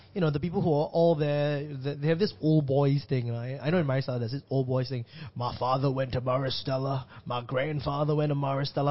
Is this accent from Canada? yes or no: no; Singapore; as a Singaporean